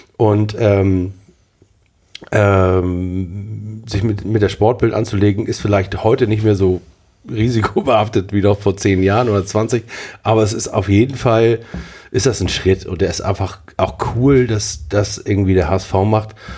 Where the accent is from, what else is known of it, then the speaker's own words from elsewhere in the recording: Hamburg, Germany; als Hamburger